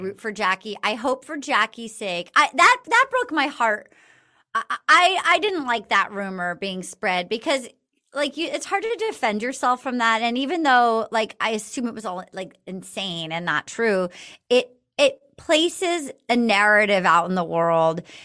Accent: East Coast, United States; I grew up on the East Coast.

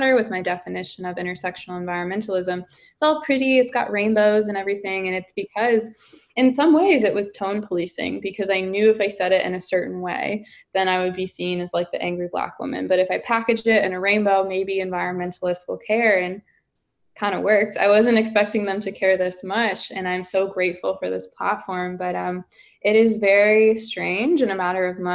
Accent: St. Louis, Missouri, United States; moved away; I lived in St. Louis, Missouri. I lived right outside of Ferguson

